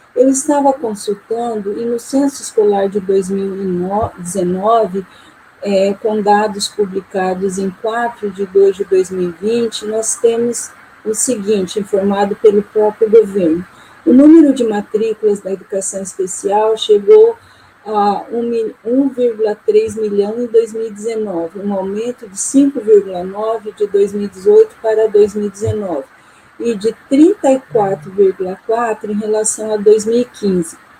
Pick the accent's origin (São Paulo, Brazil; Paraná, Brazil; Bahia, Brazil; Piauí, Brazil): Paraná, Brazil; Maringá; also born or lived in Porto Velho, Rondônia; sou de Maringá, Paraná e também tenho atuado em Porto Velho, Rondônia, como professora é, visitante